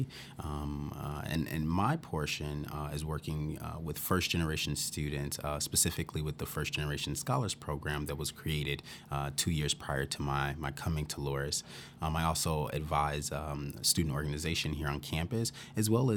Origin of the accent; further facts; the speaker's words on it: Chicago, Illinois, United States; moved away as an adult; also born or lived in Wisconsin / New York / Georgia; now in Dubuque, United States; originally I'm from the Chicago area, and so by being born and raised in Chicago